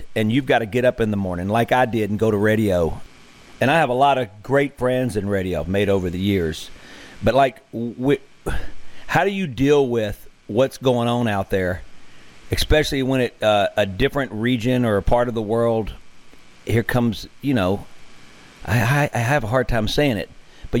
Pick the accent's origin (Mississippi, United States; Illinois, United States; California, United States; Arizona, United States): Mississippi, United States; we are as American in Mississippi as it gets